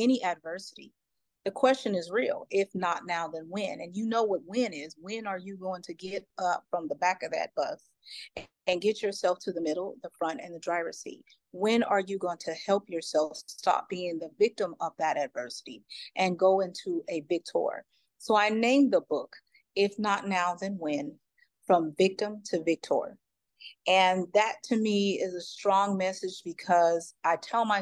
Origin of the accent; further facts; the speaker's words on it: Cincinnati, Ohio, United States; I'm from Ohio, by the way, Cincinnati